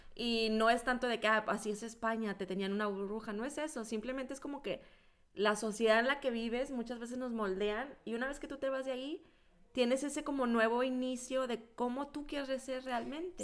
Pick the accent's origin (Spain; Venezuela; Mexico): Mexico; moved away; also born or lived in central Mexico; en México, pues yo vivía en la última esquina y cuando me fui al centro de México